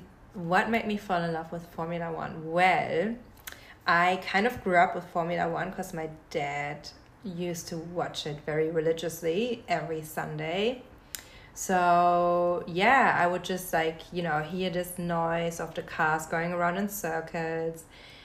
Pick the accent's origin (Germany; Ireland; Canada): Germany; moved away as an adult; now in Sydney, Australia; I'm born and raised in Germany.